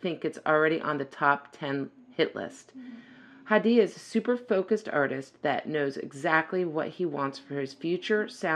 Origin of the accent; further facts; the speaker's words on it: Florida, United States; I grew up. I'm a native too